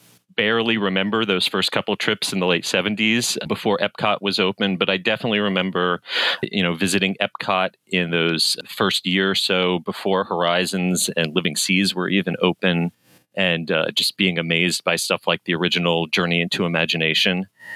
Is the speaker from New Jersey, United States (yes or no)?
yes; New Jersey, United States; I grew up in New Jersey, and you know, we're a middle class family.